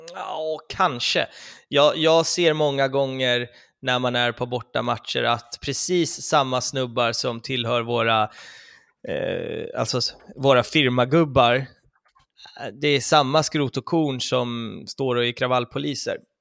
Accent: Stockholm, Stockholm County, Sweden; det bor flest i vår stad

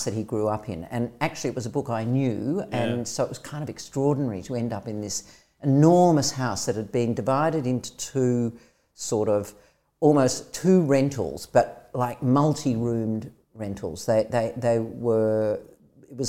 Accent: Australia; moved away as an adult; also born or lived in London; I'll come back to Australia for a couple of months, make a bit of money and go back

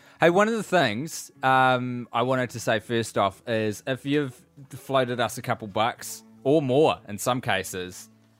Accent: Scotland, United Kingdom; Hopefully get a chance to see one, both of you, in my home country of Scotland if you do the Fringe in 2016.

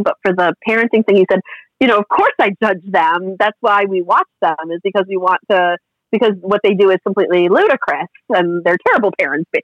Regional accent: Massachusetts, United States; I'm from Massachusetts

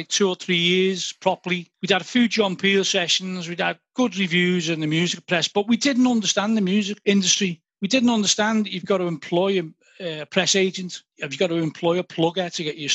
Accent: Liverpool, North West England, United Kingdom

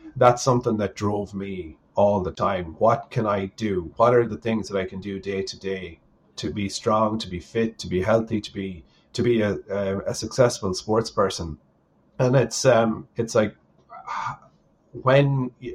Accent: Sligo, Connacht, Ireland; at home in Sligo.

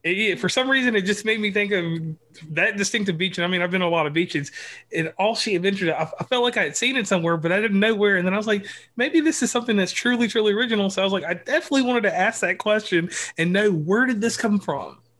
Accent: Virginia, United States; people from my home state

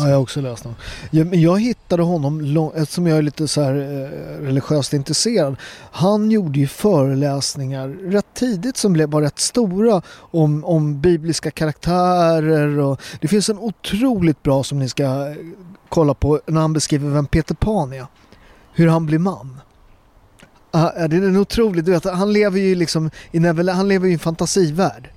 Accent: Sweden; born or raised there

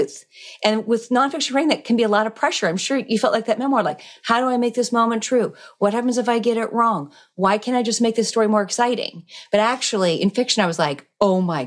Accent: Alaska, United States; now in Connecticut, United States; I grew up in Alaska in the bush

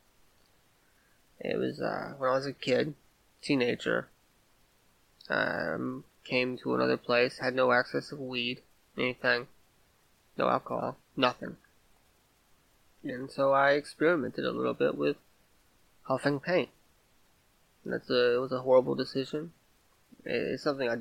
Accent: Vidor, Texas, United States; now in Louisiana, United States; I grew up in Texas, a small town, a small, mostly white town called Vidor, Texas.

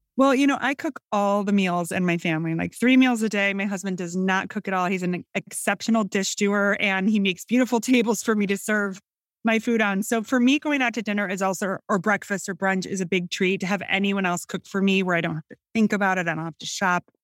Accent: Northern Illinois, United States; accent: Midwestern; I'm from Northern Illinois. I grew up in a suburban area, um, about an hour and a half northwest of Chicago.

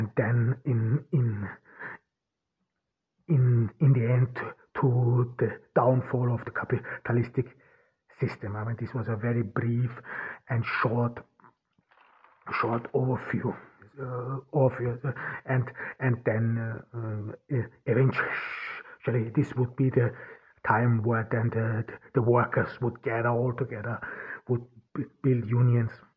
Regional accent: Austria; first language German; English is a second language; Austria, my home country

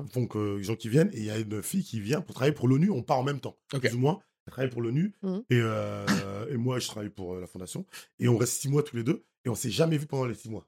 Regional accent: Haiti; moved away; je suis haïtien, je vais tous les ans en Haïti

